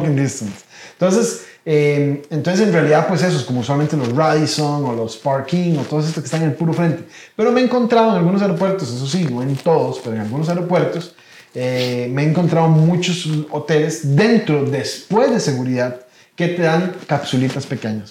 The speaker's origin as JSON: {"language": "Spanish", "country": "Costa Rica", "said": "los costarricenses nos toca hacer escala"}